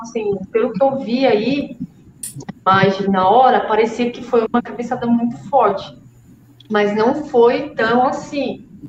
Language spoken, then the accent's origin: Portuguese; Brazil; Sou brasileira